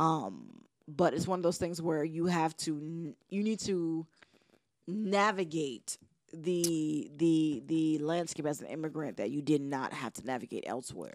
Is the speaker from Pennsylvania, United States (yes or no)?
no; New York, United States; moved away; also born or lived in Virginia; growing up in New York allowed me the space to explore what it meant to be as a first generation